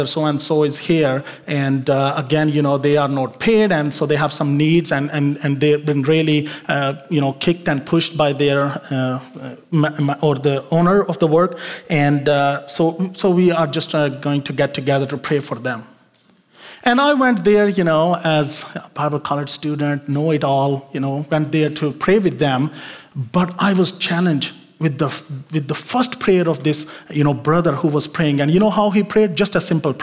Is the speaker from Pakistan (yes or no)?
yes; Pakistan; moved away; my home country in Pakistan, where I come from